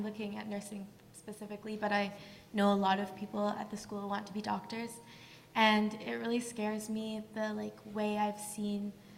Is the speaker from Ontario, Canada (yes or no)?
no; Alberta, Canada; now in British Columbia, Canada; I'm from Alberta.